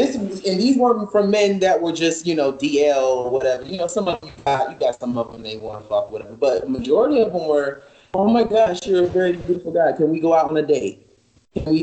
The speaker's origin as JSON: {"language": "English", "region": "the South", "country": "United States", "tie": "born or raised there", "said": "I was raised in the South"}